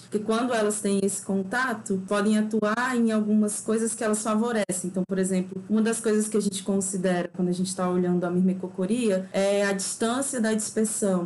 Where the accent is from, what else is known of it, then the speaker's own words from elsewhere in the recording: Acre, Brazil; moved away as an adult; also born or lived in Minas Gerais; now in Lavras, Brazil; eu estou me mineira há quase quatro anos, mas eu sou acriana